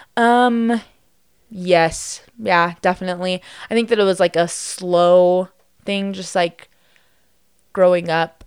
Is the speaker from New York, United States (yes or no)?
no; Las Vegas, Nevada, United States; also born or lived in Henderson, Nevada; growing up in Las Vegas